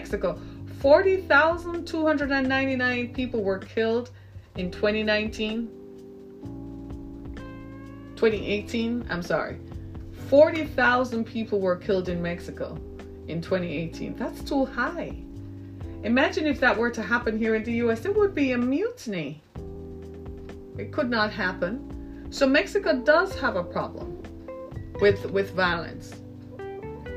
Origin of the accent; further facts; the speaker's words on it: Jamaica; moved away as an adult; also born or lived in Orlando, Florida / Miami; now in United States; my home country of Jamaica.